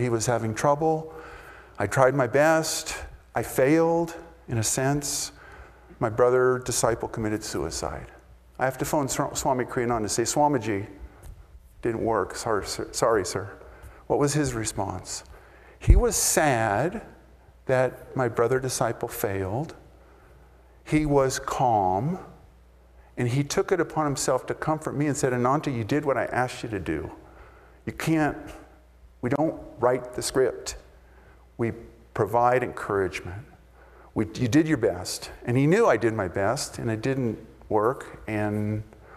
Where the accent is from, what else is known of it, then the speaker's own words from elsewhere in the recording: United States; I'm an American boy